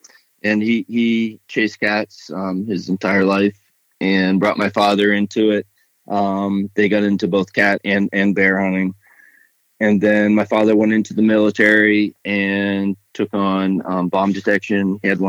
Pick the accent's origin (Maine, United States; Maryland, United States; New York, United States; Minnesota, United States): Maine, United States; Topsail; I'm from Topsail, Maine. That's southern Maine.